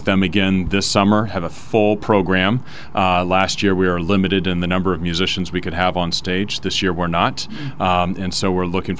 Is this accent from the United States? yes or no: yes; California, United States; moved away as an adult; also born or lived in New York; now in Chicago, United States; I'm from California. I moved out here from New York